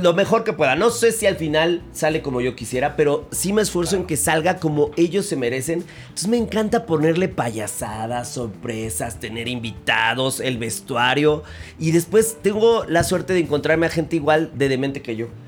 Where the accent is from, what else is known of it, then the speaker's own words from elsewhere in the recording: Mexico City, Mexico; Yo nací en la Ciudad de México y mi abuela es de Pachuca Hidalgo